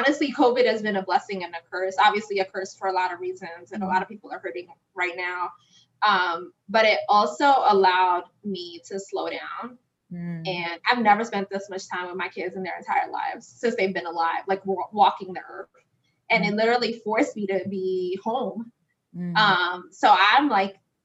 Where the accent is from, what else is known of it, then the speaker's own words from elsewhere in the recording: New York City, New York, United States; where I came from the Bronx